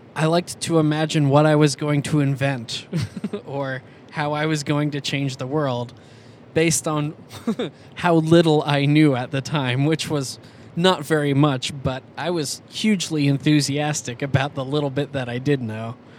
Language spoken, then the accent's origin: English; Schenectady, New York, United States; I was born in Schenectady, New York, in okay. 1985